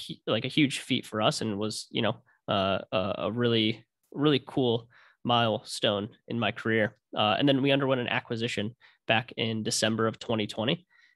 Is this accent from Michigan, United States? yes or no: yes; Ann Arbor, Michigan, United States; So, born and raised in Michigan, from Ann Arbor originally. So big U of M fan. And ended up moving to the west side of Michigan to Grand Rapids for school.